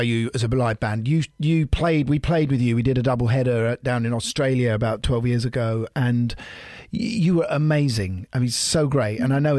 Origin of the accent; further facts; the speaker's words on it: London, United Kingdom; London, my hometown?